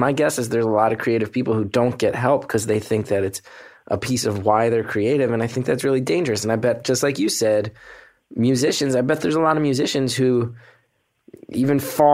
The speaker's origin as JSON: {"language": "English", "region": "New Jersey", "country": "United States", "said": "I'm a dude from New Jersey, from a pretty blue collar neighborhood"}